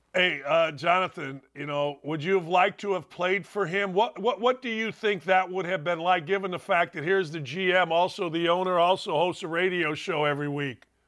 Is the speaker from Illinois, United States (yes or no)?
yes; outside Chicago, Illinois, United States; I grew up outside Chicago